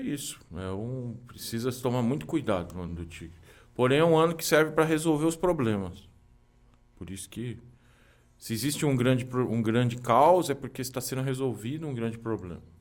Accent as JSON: {"language": "Portuguese", "region": "São Paulo", "country": "Brazil", "tie": "born or raised there", "said": "Eu nasci no Tatuapé, mas cresci no centro"}